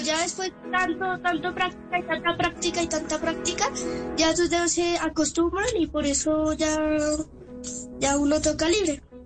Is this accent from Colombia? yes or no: yes; Colombia; soy colombiano